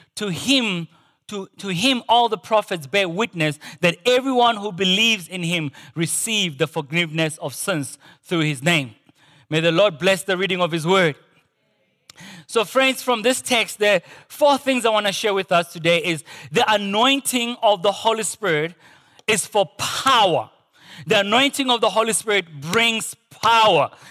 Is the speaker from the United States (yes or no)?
no; Potchefstroom, North West, South Africa; moved away; growing up in Porch's room